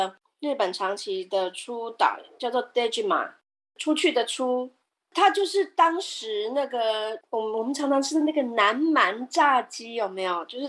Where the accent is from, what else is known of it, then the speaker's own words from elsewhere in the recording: Netherlands; Chinese is a second language; 可是我为我来讲印象很深刻，是因为它是跟我们荷兰人有关。